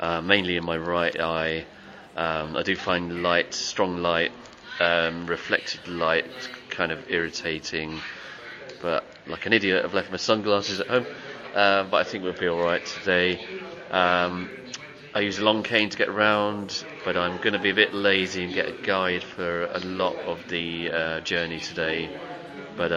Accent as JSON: {"language": "English", "region": "London", "country": "United Kingdom", "tie": "born or raised there", "said": "So I was born in Wandsworth in South London in the late 70s"}